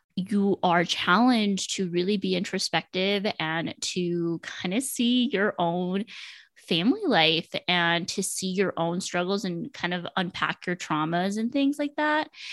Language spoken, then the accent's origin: English; Laredo, Texas, United States; moved away as an adult; also born or lived in Denton, Texas; now in Dallas, United States; I am from Laredo, Texas, so right on the border of Mexico. I lived most of my life with my grandparents